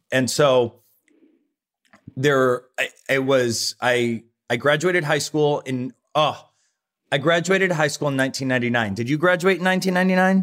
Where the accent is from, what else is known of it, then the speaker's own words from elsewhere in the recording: Rossford, Ohio, United States; moved away; I grew up in Rossford, Ohio